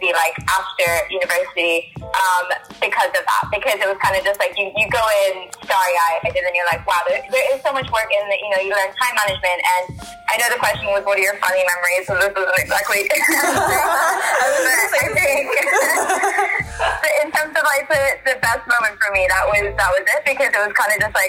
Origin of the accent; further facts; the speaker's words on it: Hong Kong; moved away as an adult; I grew up in Hong Kong